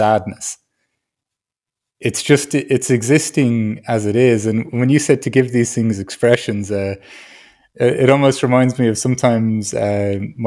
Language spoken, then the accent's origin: English; Ireland; I grew up in Ireland